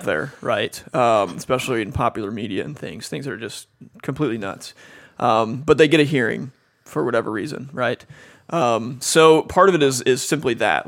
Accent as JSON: {"language": "English", "town": "Cincinnati", "region": "Ohio", "country": "United States", "also_born_or_lived": "Chicago / Dallas / Cambridge, England", "moved": "as an adult", "lives_now": "Phoenix, United States", "said": "I'm from Cincinnati originally"}